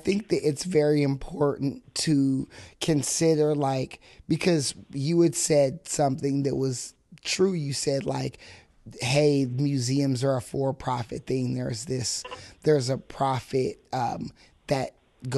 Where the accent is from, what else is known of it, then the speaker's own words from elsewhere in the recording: Fresno, California, United States; growing up in Fresno, I went to Ernie Pyle